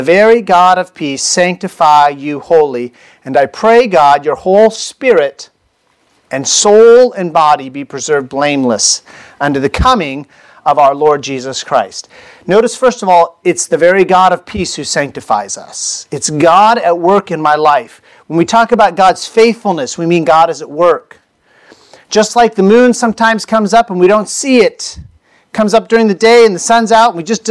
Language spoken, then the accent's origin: English; United States; I was born in the United States